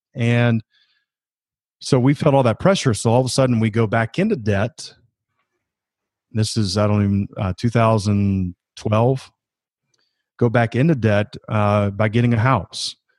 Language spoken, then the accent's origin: English; Georgia, United States; moved away as an adult; also born or lived in South Carolina; I grew up in Georgia.